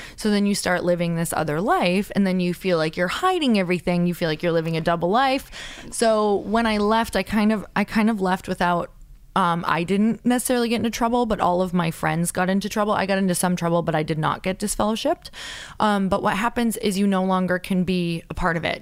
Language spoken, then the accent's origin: English; Upper Michigan, United States; I'm from a really small town in Upper Michigan